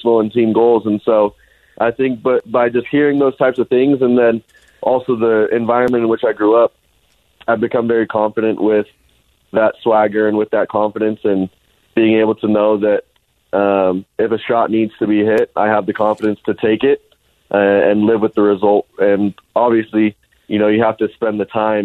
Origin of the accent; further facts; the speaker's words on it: Alpine, Utah, United States; also born or lived in Highland, Utah; Most of the time I tell people I'm from Alpine because every time I told somebody I'm from Highland